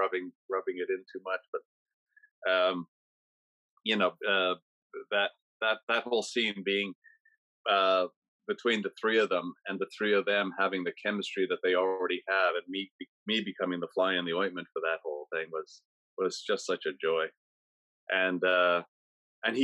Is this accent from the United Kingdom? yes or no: no; Canada; being a Canadian